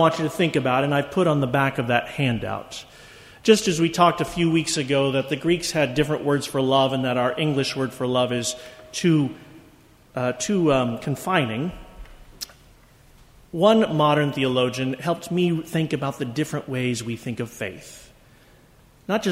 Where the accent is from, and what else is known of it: United States